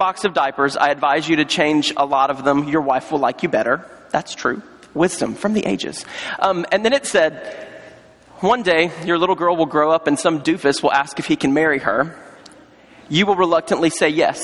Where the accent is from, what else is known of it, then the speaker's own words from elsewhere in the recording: North Carolina, United States; I was on staff at a church in North Carolina, my home state